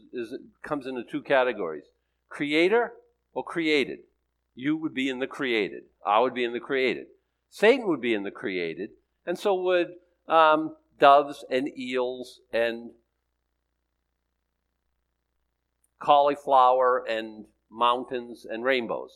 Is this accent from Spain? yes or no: no; Boston, Massachusetts, United States; I'm from Boston